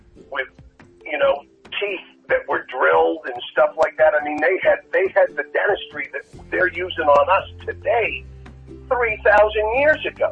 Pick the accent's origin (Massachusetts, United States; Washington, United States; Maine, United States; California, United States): Massachusetts, United States; Martha's Vineyard; now in Los Angeles, United States; Martha's Vineyard, I was one of the poor kids.